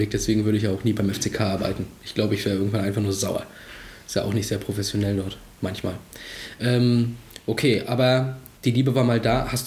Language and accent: German; Rostock, Mecklenburg-Vorpommern, Germany; Nee, ich bin in Rostock geboren.